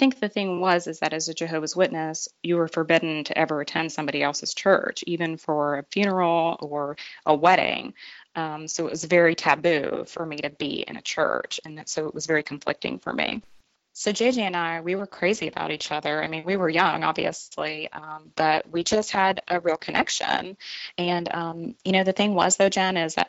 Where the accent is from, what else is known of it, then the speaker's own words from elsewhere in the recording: Tampa, Florida, United States; now in Franklin, United States; I was raised in Tampa, Florida, and I was the only girl of 5 children.